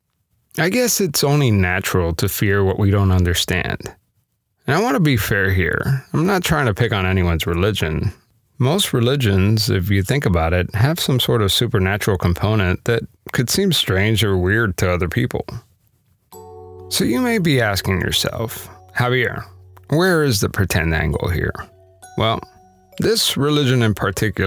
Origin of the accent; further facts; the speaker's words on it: Miami, Florida, United States; moved away; I grew up Roman Catholic in Miami, Florida